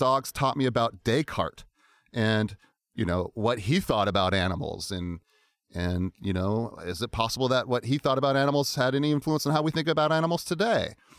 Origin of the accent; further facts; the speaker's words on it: Alaska, United States; also born or lived in Virginia / Seattle; I was originally from Alaska. Family moved to Virginia, back to Seattle, back to Virginia.